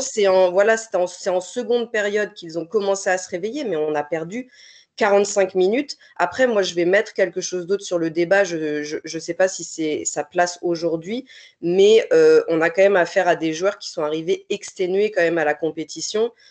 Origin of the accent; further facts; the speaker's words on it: France; je suis française